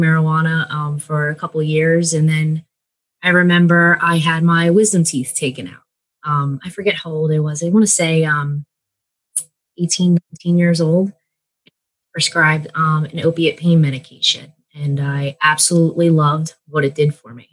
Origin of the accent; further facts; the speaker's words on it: Bucks County, Pennsylvania, United States; now in York, United States; I am from Bucks County. So that's where I was born and raised. Don't live there now. I live in York, Pennsylvania, but that's where I was raised